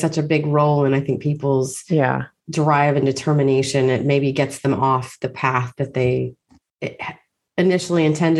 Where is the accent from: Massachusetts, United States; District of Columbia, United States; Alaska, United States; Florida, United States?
District of Columbia, United States; Washington; my father was a policeman growing up in Washington, D.C.